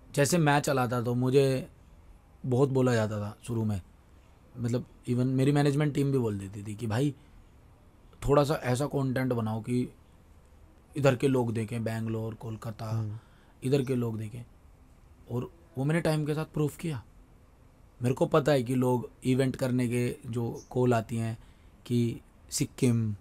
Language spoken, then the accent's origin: Hindi; Delhi, India; मैं दिल्ली में ही रहा हूँ दिल्ली में ही पला बड़ा हूँ